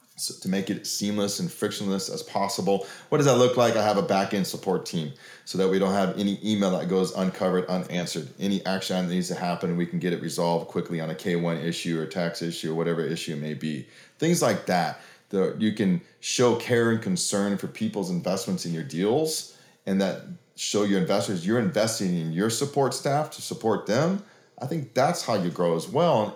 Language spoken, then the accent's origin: English; Oregon, United States; now in Oklahoma, United States; I grew up in Oregon